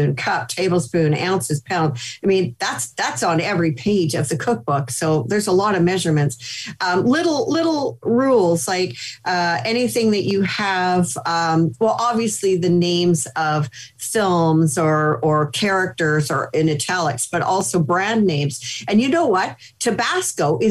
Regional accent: Canada; moved away as an adult; now in United States; Being Canadian

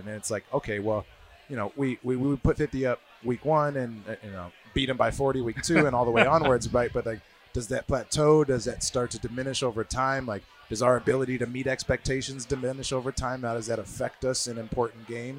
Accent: Columbus, Ohio, United States; Growing up in Columbus

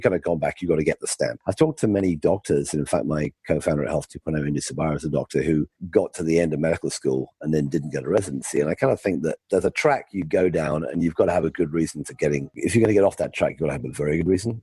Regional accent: United Kingdom; moved away as an adult; also born or lived in London / California; I grew up in the UK, as you can tell by my, my accent.

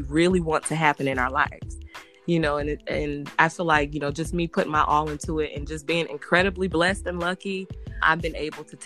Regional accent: Garner, North Carolina, United States; also born or lived in Raleigh, North Carolina; I'm from Raleigh, North Carolina, but I grew up in a town called Garner, and it's a country town here.

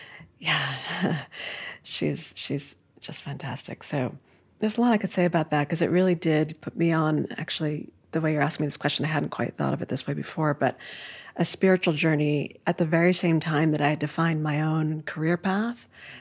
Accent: New York City, New York, United States; So I grew up in Midtown Manhattan, really a bustling part of the city, right?

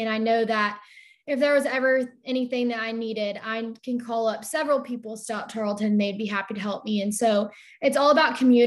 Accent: Cisco, Texas, United States; I grew up in Cisco, Texas, not far from Stephenville

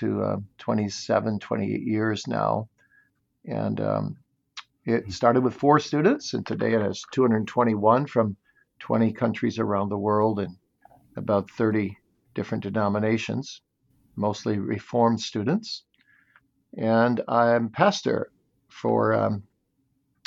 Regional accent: Kalamazoo, Michigan, United States; I grew up in Kalamazoo, Michigan, and my parents were very godly.

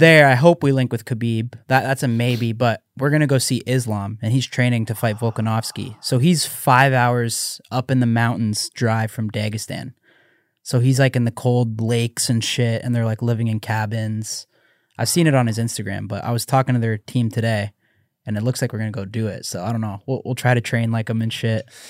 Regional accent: Canada; I'm Canadian

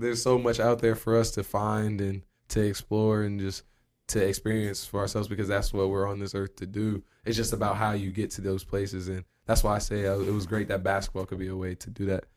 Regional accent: Springfield, United States; moved away as an adult; also born or lived in London; growing up in Springfield

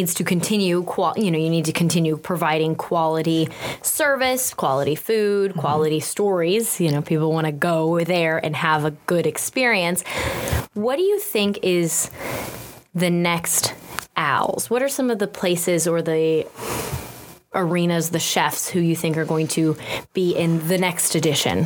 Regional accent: St. Louis, Missouri, United States; We're all from St. Louis here

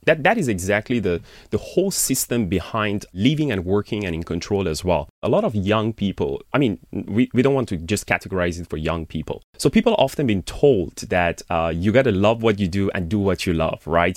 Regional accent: Iran; moved away as an adult; I born and raised in Iran and I've been outside of the country since I was, like, around twenty years old

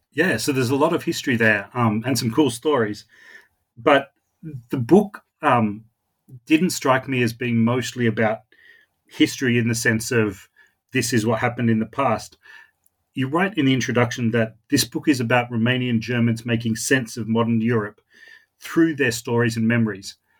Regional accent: Australia; accent: Australian; my Australian accent

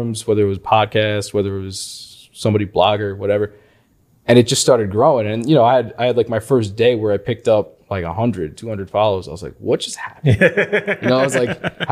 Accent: Long Island, New York, United States; I'm from Long Island, New York

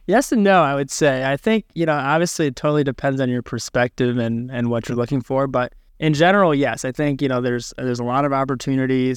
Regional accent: Michigan, United States; my background is I'm from Michigan

